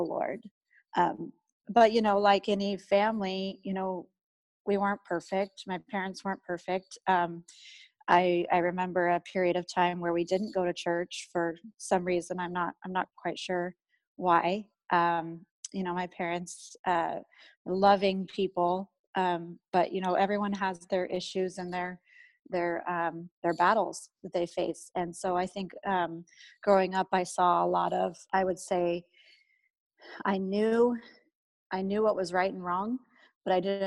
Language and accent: English; Eugene, Oregon, United States; I was raised in Eugene, Oregon. I've lived here my whole life